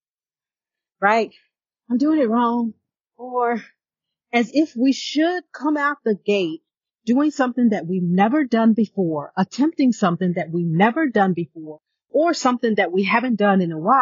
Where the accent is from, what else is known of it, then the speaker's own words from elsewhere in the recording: New York City, New York, United States; I was born in Brooklyn